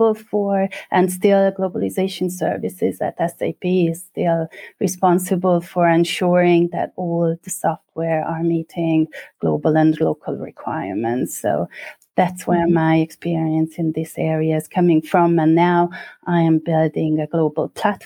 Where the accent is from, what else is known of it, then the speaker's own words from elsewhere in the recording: Budapest, Hungary; moved away; I'm originally from Budapest, Hungary